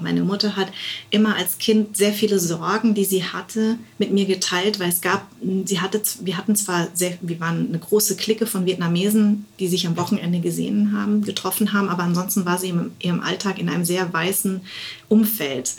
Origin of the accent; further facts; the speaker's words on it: West Germany, Germany; Deswegen bin ich auch in Westdeutschland groß geworden